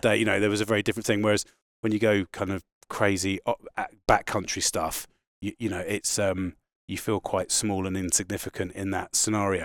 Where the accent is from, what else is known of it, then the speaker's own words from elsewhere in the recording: Sussex, South East England, United Kingdom; moved away as an adult; now in Scottish Borders, United Kingdom; I was born, born and raised in England, an hour south of London, in a county called Sussex.